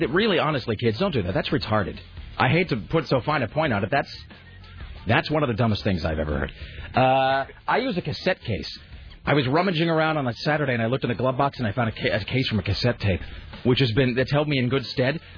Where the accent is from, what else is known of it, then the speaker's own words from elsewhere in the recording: United States; I'm an American.